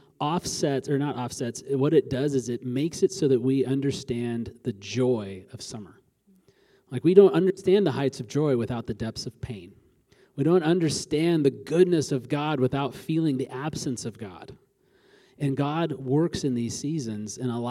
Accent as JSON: {"language": "English", "region": "Alaska", "country": "United States", "tie": "born or raised there", "said": "I grew up in Alaska"}